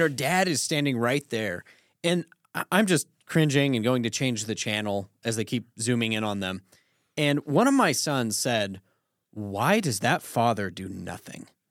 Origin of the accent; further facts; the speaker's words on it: Colorado, United States; growing up in Colorado